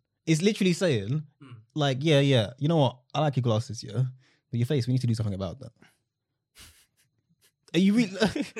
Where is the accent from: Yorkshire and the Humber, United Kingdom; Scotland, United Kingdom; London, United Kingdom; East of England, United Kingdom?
London, United Kingdom; Same way I'm British. Like, obviously, I like to say I'm Jamaican, but if I'm anywhere other than England, I'm going to say I'm from England. I'm saying from London, innit?